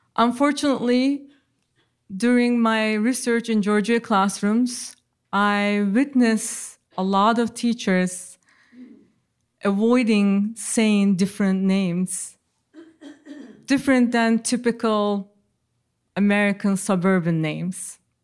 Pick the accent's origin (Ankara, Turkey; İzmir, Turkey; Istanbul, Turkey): Ankara, Turkey; English is a second language; moved away as an adult; now in United States; given to me in my birth in Ankara.